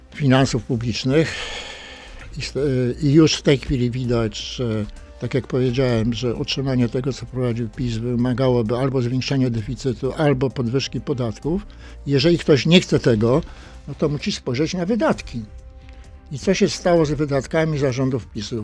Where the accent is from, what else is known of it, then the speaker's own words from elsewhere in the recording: Toruń, Kuyavian-Pomeranian Voivodeship, Poland; obaj pochodzimy z Torunia